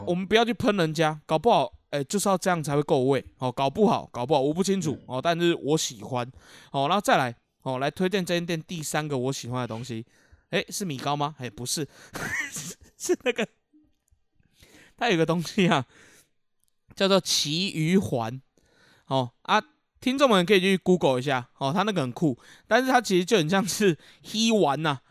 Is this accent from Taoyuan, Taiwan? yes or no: no; Keelung, Taiwan; 我们基隆人也不太吃这个顶边醋